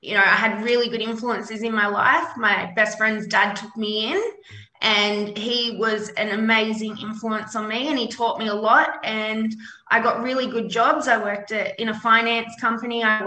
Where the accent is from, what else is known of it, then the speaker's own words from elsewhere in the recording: Sydney, New South Wales, Australia; I grew up in a small suburb in Western Sydney. Yep. I grew up there my whole entire life.